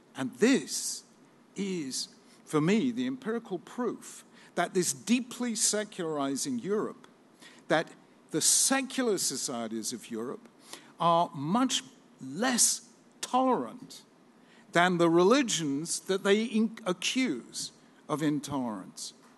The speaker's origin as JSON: {"language": "English", "region": "England", "country": "United Kingdom", "said": "as an Englishman"}